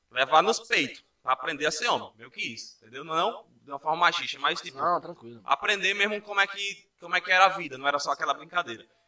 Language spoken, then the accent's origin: Portuguese; Parnamirim, Rio Grande do Norte, Brazil; also born or lived in Natal; Nasci aqui em Natal, morei em Parnamirim durante muito tempo.